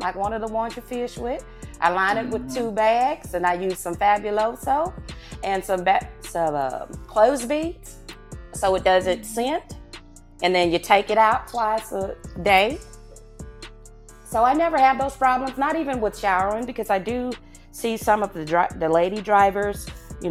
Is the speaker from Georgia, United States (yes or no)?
no; Newberry, South Carolina, United States; accent: southern; now in Killeen, Texas, United States; I'm from a little place called Newberry, South Carolina.